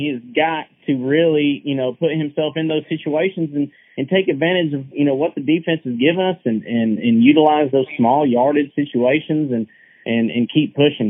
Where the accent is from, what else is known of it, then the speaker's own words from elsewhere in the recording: North Georgia, United States; being up in North Georgia and right here next to the Tennessee line